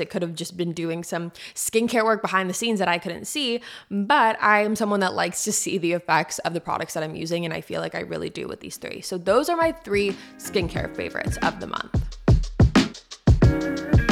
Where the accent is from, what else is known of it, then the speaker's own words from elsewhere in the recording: San Diego, California, United States; now in Nashville, United States; I'm from San Diego